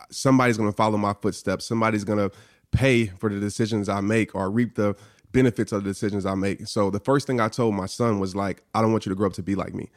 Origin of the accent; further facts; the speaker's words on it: New Orleans, Louisiana, United States; growing up in New Orleans, I stayed across the street from a Saints player.